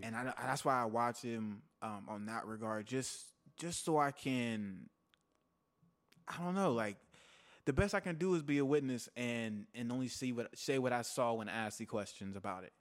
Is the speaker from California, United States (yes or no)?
no; Texas, United States; now in Los Angeles, United States; I'm from Texas